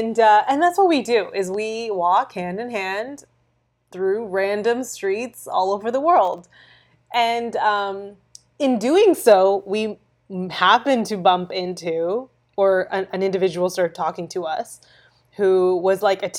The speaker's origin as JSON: {"language": "English", "town": "Brampton", "region": "Ontario", "country": "Canada", "said": "I'm from Toronto. Like, I'm from yeah. Brampton."}